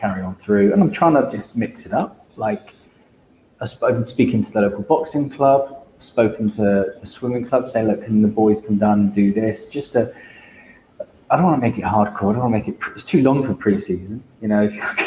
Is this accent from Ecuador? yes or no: no; Devon, South West England, United Kingdom; I'm from Devon